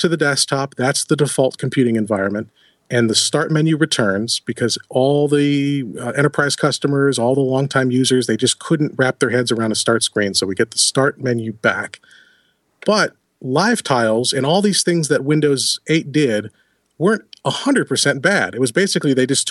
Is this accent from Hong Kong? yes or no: no; Buffalo, New York, United States; I'm from Buffalo